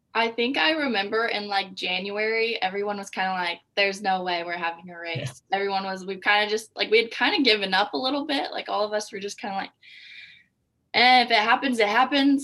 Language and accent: English; Anderson, Indiana, United States; I'm from Anderson, Indiana.